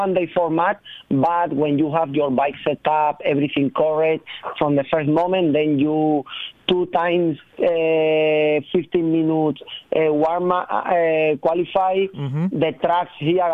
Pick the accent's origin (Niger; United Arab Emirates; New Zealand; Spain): Spain; southern Spain; English is a second language; moved away as an adult; also born or lived in Belgium; I'm from Spain, from the south of Spain